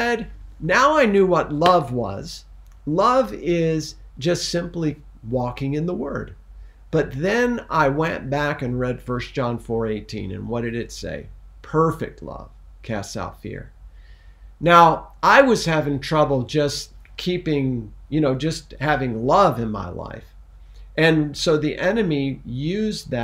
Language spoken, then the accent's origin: English; Missouri, United States; I was born in Missouri